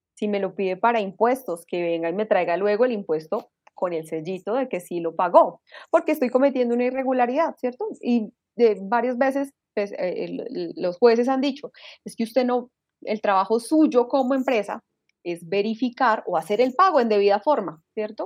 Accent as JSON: {"language": "Spanish", "country": "Colombia", "said": "yo, como bueno colombiano"}